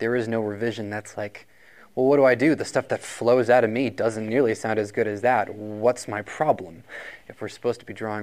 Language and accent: English; Rochester, New Hampshire, United States; I'm actually from Rochester, New Hampshire